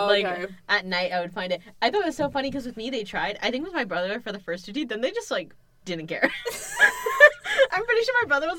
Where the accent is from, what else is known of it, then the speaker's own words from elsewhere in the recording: India; In Indian movies, I'm Indian, by the way, if it's, like, you haven't made that clear.